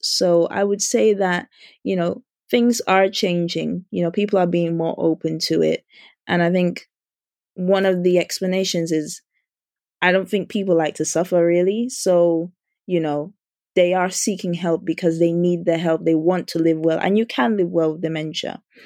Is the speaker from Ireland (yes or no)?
no; Dominica; now in United Kingdom; I grew up in Dominica